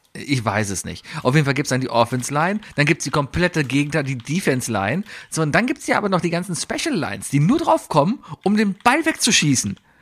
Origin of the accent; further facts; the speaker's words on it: Germany; first language German; als Deutscher, als Muttersprachler